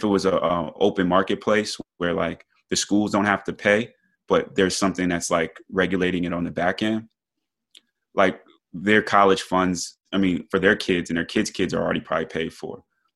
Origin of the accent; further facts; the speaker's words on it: New York, United States; growing up in New York, we always talk about supreme mathematics.